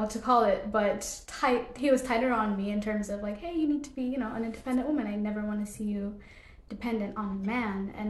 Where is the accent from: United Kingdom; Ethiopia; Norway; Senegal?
Ethiopia; Addis Ababa; moved away; I grew up in Addis